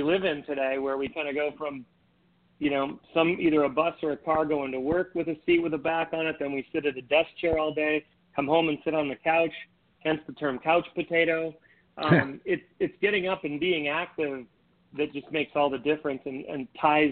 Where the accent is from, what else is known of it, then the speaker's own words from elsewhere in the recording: Minnesota, North Dakota, Midwest, United States; I grew up in Minnesota, North Dakota, ice skating and skiing and things